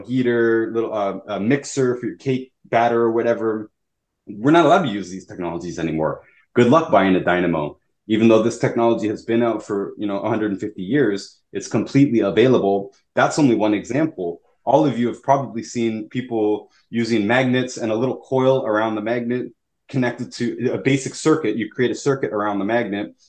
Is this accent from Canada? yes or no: yes; Toronto, Ontario, Canada; also born or lived in Houston, Texas; I was in Toronto. I grew up in Toronto at that time.